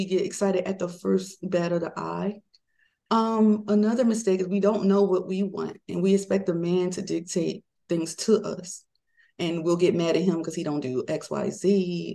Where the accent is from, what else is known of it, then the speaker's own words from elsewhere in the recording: Maryland, United States; moved away as an adult; I'm from Maryland, my husband's from Georgia